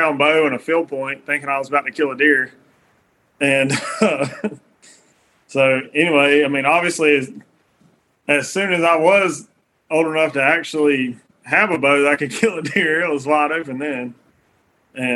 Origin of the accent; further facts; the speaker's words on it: Middle Georgia, United States; I'm from Middle Georgia